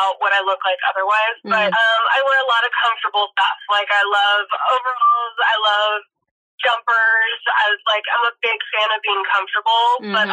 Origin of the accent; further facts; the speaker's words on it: Los Angeles, California, United States; I grew up in Los Angeles.